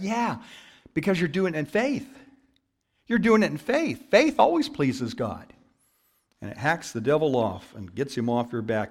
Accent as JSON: {"language": "English", "town": "Downey", "region": "California", "country": "United States", "tie": "born or raised there", "said": "I grew up in Downey, and a church down the street actually had bingo night"}